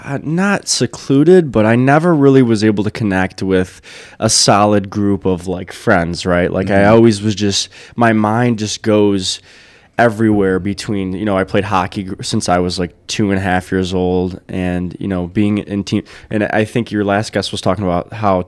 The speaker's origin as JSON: {"language": "English", "town": "Brownstown", "region": "Michigan", "country": "United States", "tie": "born or raised there", "also_born_or_lived": "Wyandotte", "said": "I grew up downriver. I was born in Wyandotte, and my parents moved to Brownstown when I was younger."}